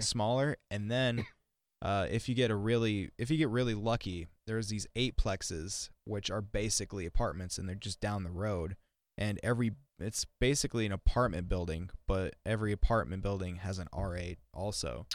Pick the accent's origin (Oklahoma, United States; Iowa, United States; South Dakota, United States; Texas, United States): South Dakota, United States; Milbank; also born or lived in Las Vegas, Nevada; I literally spent half my life in Vegas and half my life in Milbank. Like, I moved here when I was nine